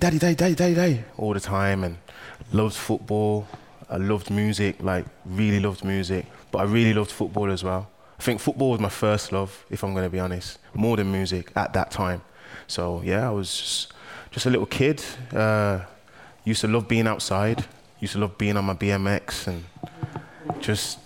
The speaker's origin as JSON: {"language": "English", "town": "Birmingham", "region": "West Midlands", "country": "United Kingdom", "tie": "born or raised there", "also_born_or_lived": "West Bromwich", "said": "So I'm Birmingham, born and raised"}